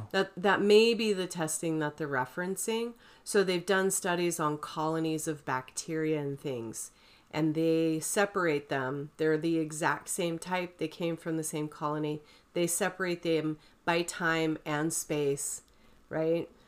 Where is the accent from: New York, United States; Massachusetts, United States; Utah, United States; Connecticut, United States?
Utah, United States; St. George; I grew up in Saint George